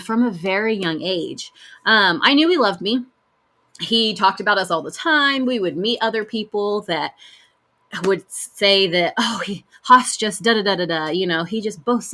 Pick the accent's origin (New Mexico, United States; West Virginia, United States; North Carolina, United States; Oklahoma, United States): Oklahoma, United States; El Reno; where we grew up in El Reno